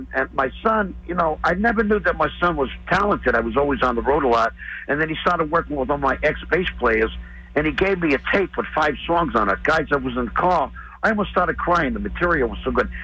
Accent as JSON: {"language": "English", "area": "Long Island", "region": "New York", "country": "United States", "tie": "born or raised there", "moved": "yes", "said": "I'm a Long Island boy"}